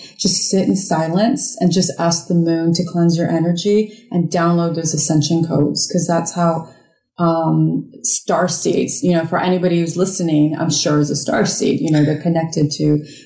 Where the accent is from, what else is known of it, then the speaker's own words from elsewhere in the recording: Michigan, United States; moved away as an adult; now in South Carolina, United States; I grew up in Michigan